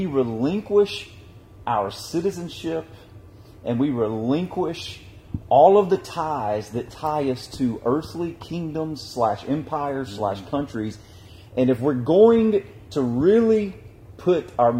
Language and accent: English; United States; I'm thankful that I'm an American. I'm thankful to God that I was allowed to be born in this.